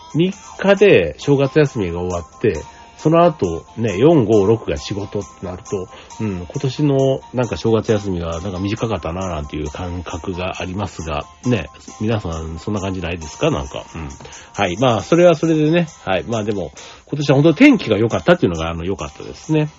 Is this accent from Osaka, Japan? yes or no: yes; Osaka, Japan; moved away; 大阪に帰って帰省してたんですけども